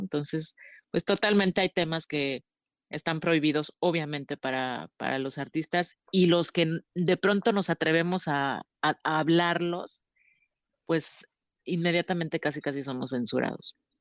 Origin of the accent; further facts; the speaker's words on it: Chetumal, Quintana Roo, Mexico; yo que nací en Chetumal